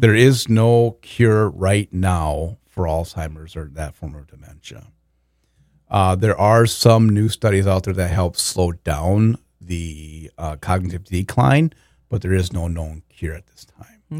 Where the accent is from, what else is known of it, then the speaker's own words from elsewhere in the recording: Walnut Grove, Minnesota, United States; growing up in Walnut Grove, home of Laura Ingalls Wilder